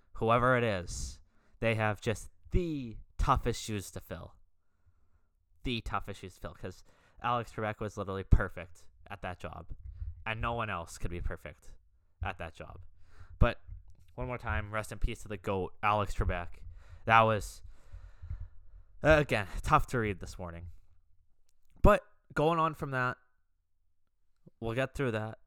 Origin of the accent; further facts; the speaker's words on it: Canada; I'm, I'm Canadian, as you guys know, being Canadian